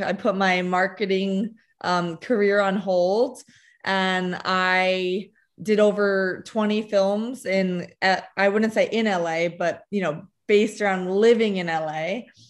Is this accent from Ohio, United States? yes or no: no; New Jersey, United States; also born or lived in Connecticut / Lima, Peru / California; I was born in Connecticut, raised most of my life in New Jersey. Um, moved to Lima, Peru for two years, back to New Jersey